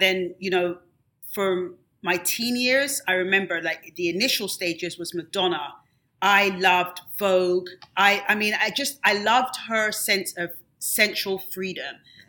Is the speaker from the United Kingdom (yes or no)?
yes; England, United Kingdom; something that I grew up with in England that they don't really have a lot of here